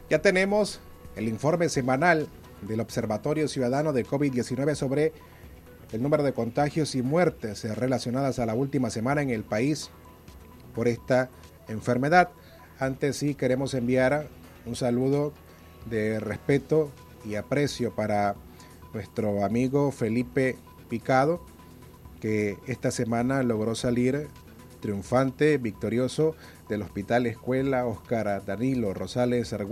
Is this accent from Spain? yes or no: no; Nicaragua; para que podamos como nicaragüenses superar este rebrote que aún vive el país